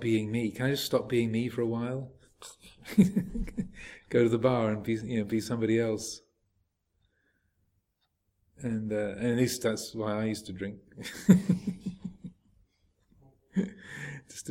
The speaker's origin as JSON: {"language": "English", "region": "England", "country": "United Kingdom", "said": "I am a man, I am English, I'm a Buddhist monk, I'm a Theravadan"}